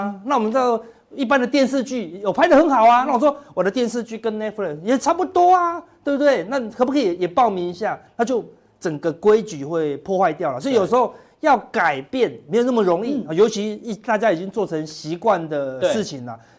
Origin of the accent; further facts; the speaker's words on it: Taiwan; 我们台湾人是那个电影票很便宜，进去爆米花很贵。